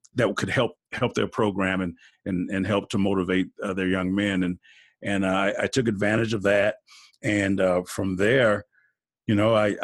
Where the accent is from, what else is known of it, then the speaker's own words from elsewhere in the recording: Milwaukee, Wisconsin, United States; I'm from Milwaukee, Wisconsin. Grew up here